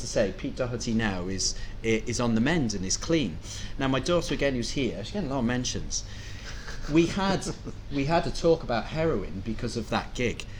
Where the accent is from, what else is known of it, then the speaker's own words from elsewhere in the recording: Cardiff, Wales, United Kingdom; moved away as an adult; also born or lived in Liverpool; as a Welshman, I grew up in Cardiff, mm. uh, and I left when I was 19 to go to university in Liverpool